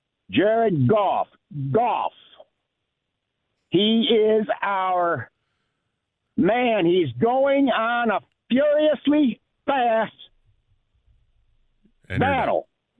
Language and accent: English; Detroit, Michigan, United States; Born and raised in Detroit in Brightmoor, 1956.